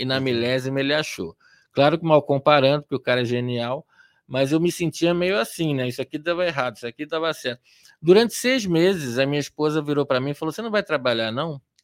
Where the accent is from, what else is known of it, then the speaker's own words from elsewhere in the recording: Rio de Janeiro, Brazil; moved away as an adult; also born or lived in Atibaia; now in São Paulo, Brazil; eu sou nascido e criado em Copacabana, no Rio de Janeiro